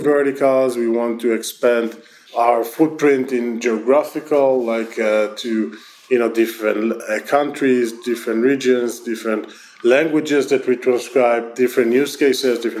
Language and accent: English; Israel; accent: Israeli; my terrible Israeli accent